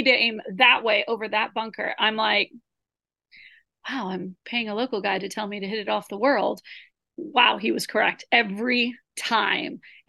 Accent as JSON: {"language": "English", "country": "United States", "said": "we're from the United States"}